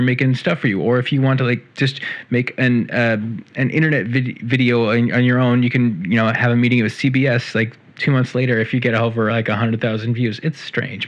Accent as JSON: {"language": "English", "region": "Central California", "country": "United States", "tie": "born or raised there", "said": "I can say this from the perspective of a Californian. And I grew up in Central California"}